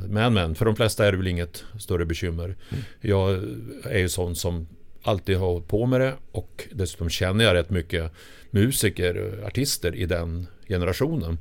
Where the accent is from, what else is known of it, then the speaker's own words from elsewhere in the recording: Sundsvall, Västernorrland County, Sweden; moved away as an adult; now in Stockholm, Sweden; Jag kommer från Sundsvall. Eh, och flyttade ner då 78